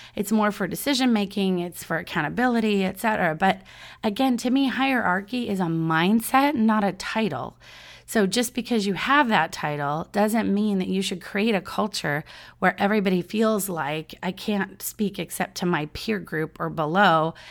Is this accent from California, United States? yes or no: yes; Southern California, United States; I'm from Southern California